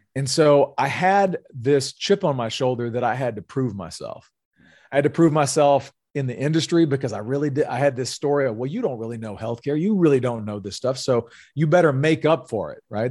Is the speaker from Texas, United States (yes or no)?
no; North Louisiana, United States; moved away as an adult; also born or lived in California; I'm originally from North Louisiana